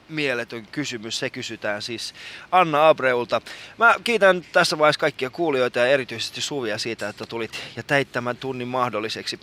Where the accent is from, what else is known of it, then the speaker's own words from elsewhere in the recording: Iran; now in Helsinki, Finland; mä oon iranilainen